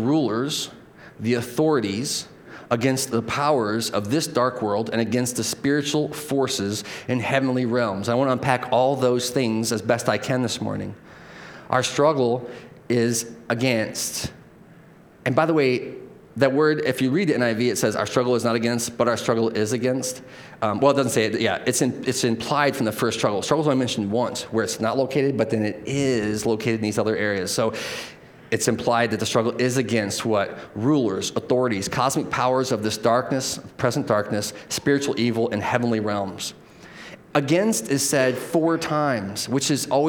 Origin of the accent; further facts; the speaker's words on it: United States; we're American citizens